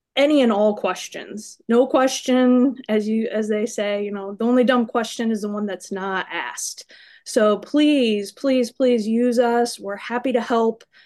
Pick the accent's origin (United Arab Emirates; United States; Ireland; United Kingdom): United States; Iowa; moved away; I am from Iowa